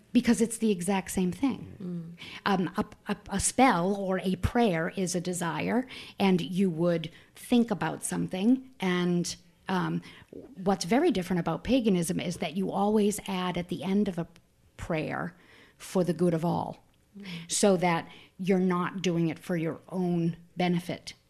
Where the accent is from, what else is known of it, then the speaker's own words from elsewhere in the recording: Manchester, New Hampshire, United States; also born or lived in Boston; I grew up in Manchester, New Hampshire, right here.